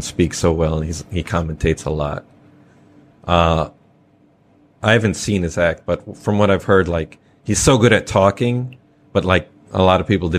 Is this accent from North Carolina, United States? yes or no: no; Chicago, Illinois, United States; My home state. {S2} Oh. {S3} I'm from Chicago.